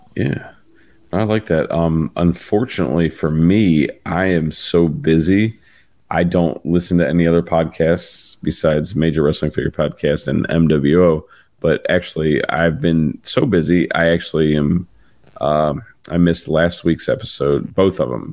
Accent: West Virginia, United States; I grew up in West Virginia

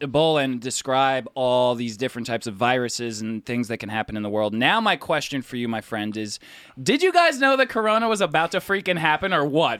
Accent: New York City, New York, United States; We're from New York

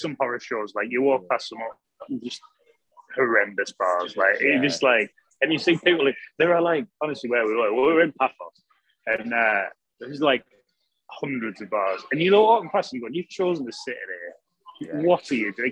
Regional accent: Sunderland, North East England, United Kingdom; I'm from Sunderland

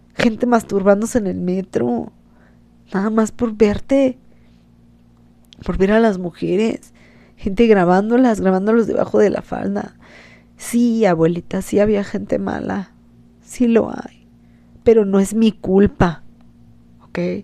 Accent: Mexico; los mexicanos somos burlones

